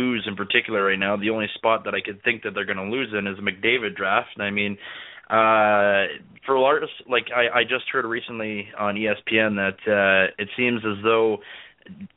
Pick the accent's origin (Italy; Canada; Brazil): Canada; now in United States; as a Canadian citizen down here